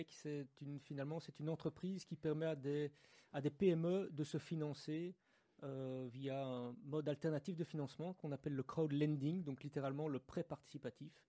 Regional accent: Brussels, Brussels-Capital Region, Belgium; Je suis de Bruxelles, oui.

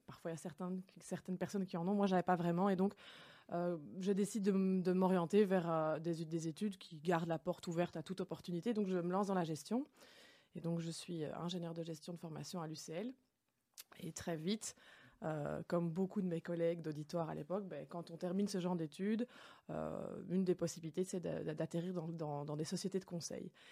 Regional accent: Enghien, Wallonia, Belgium; now in Brussels, Belgium; j'habite à Bruxelles, mais je suis originaire d'Anguin, hein, donc une ville dans le Hainaut qui est sur la frontière linguistique. Et donc j'ai grandi là-bas

